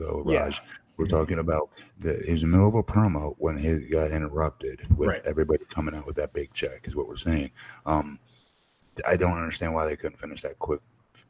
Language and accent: English; Florida, United States; I'm from Florida.